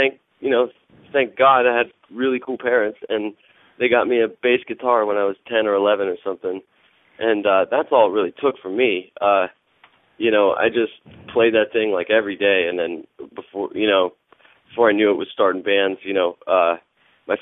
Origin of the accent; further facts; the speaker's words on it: Monroeville, Pennsylvania, United States; also born or lived in Brookline, Pittsburgh; I grew up in Monroeville.